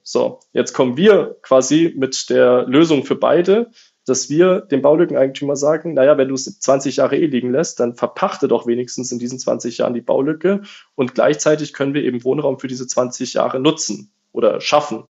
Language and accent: German; Lake Constance, Baden-Württemberg, Germany; Ich komme unten vom Bodensee